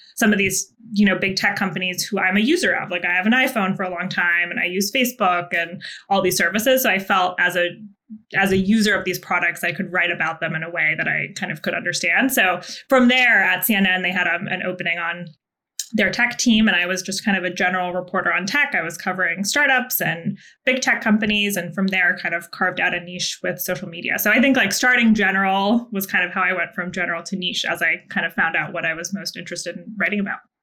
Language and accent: English; Vermont, United States; I'm from a very small town in Vermont